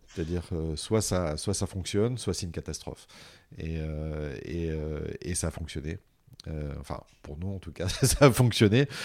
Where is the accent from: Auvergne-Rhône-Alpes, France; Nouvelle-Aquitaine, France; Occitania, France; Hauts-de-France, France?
Occitania, France; Montpellier; je suis Montpellierin, donc je viens du sud de la France